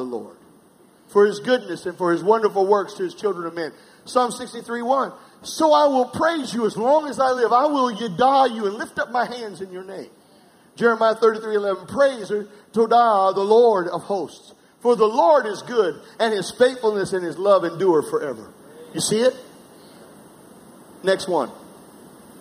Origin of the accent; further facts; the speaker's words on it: South Carolina, United States; I'm from South Carolina